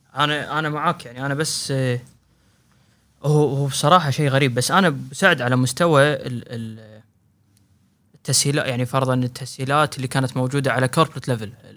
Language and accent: Arabic; Kuwait; هنا عندنا بالكويت